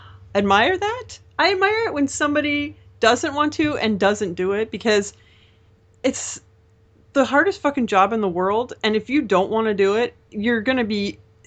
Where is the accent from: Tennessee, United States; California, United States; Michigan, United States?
California, United States; I should know because I'm Californian, but I'm a disgrace to my Mexican culture and my Californian culture.